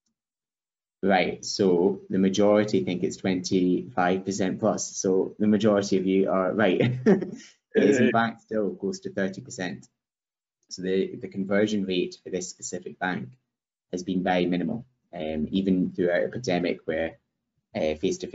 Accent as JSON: {"language": "English", "region": "Scotland", "country": "United Kingdom", "said": "I'm from Scotland, as Michael said, and in the Highlands of Scotland, where my family are from"}